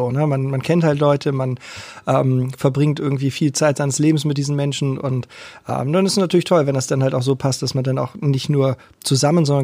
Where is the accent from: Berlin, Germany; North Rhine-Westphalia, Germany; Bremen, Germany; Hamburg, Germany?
Hamburg, Germany; Alles klar, ja, ich auch.